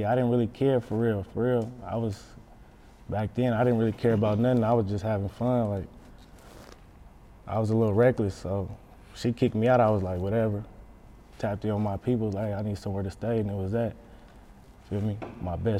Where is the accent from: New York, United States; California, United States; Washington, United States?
California, United States; Oakland; also born or lived in San Leandro, California; I'm from San Leandro, but I grew up in East Oakland